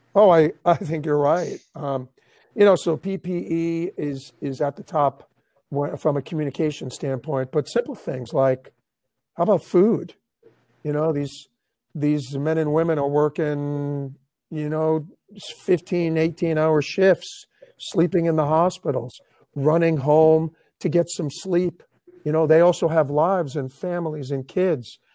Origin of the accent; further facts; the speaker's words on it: New York, United States; moved away as an adult; now in Tampa Bay, United States; I'm from New York